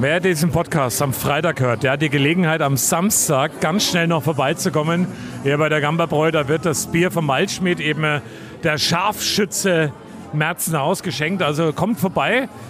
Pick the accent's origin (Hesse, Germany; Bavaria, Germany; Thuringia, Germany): Bavaria, Germany; Coburg; ich bin ja aus Coburg und bin ja in Coburg auch relativ bekannt